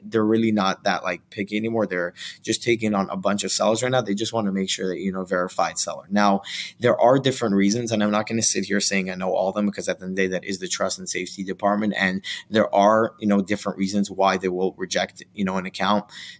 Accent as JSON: {"language": "English", "country": "Israel", "tie": "born or raised there", "second_language": "English", "lives_now": "United States", "said": "Walmart has seen a lot of, and that's my hometown, you know, Walmart's just seen a lot of like just activity that they don't like from Israel"}